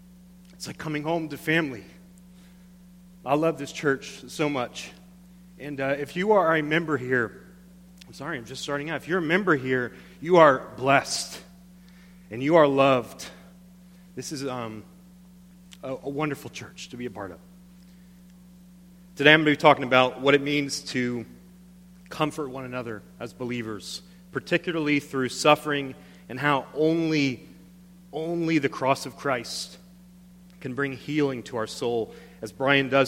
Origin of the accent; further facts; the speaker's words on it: Panama City, Florida, United States; moved away as an adult; I moved to my hometown of Panama City, Florida, the Redneck Riviera.